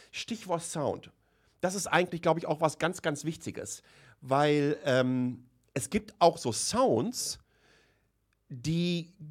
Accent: Waltrop, North Rhine-Westphalia, Germany; Ich bin in, in Waltrop im Kreis Recklinghausen aufgewachsen

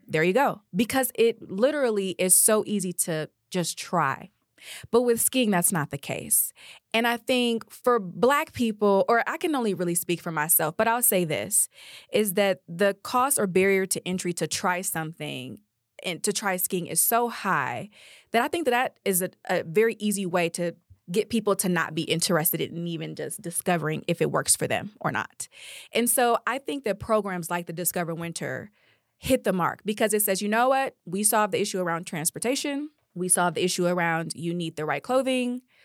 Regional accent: Detroit, Michigan, United States; moved away as an adult; also born or lived in Georgia; we moved to Detroit when I was about five years old. That's where all of my family is. And I was raised there up through college

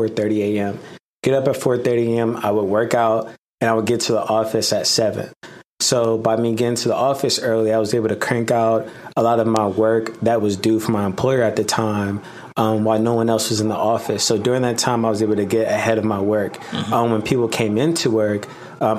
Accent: Hampton, Virginia, United States; I'm from Hampton, Virginia

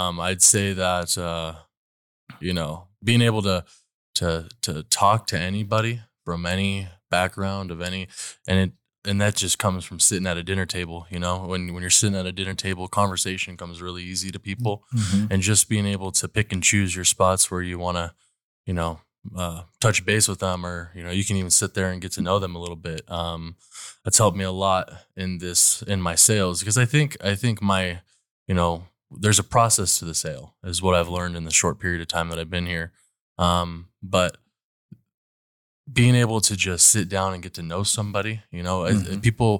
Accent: Fresno, California, United States; I'm from Fresno, California. I moved here probably a year and a half ago.

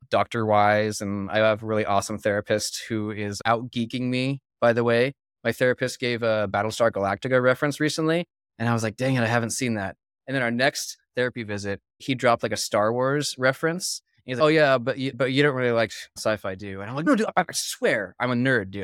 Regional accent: Philippines; I was actually born and raised in the Philippines, too

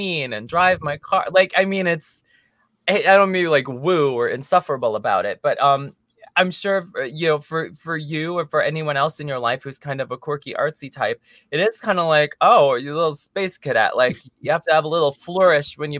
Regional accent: United States; accent: American English; first language English; now in Los Angeles, United States; English is my mother tongue. I was adopted as a baby, so I only ever grew up speaking American English

